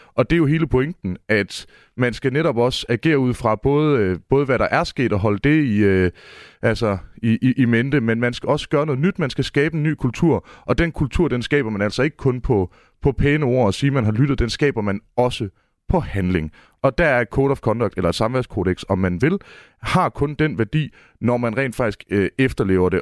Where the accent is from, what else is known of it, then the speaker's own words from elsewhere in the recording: Mårslet, Central Denmark Region, Denmark; jeg står her i studiet i Aarhus og er født og opvokset i Morslet